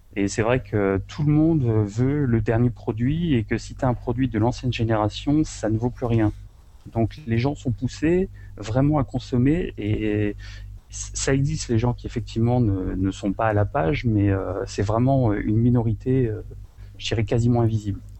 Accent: France; now in Japan; moi, en tant que Français

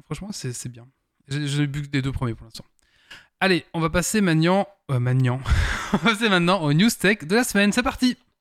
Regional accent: Belgium; je suis belge

